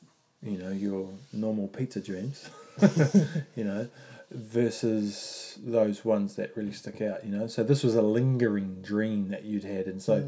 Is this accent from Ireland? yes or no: no; New Zealand; I am Māori.